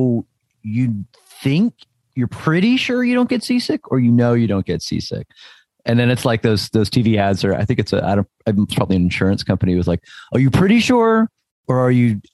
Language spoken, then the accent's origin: English; New Jersey, United States; now in Northern California, United States; I grew up in New Jersey